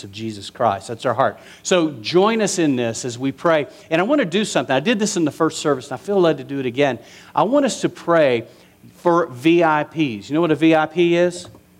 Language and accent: English; West Texas, United States; growing up in West Texas.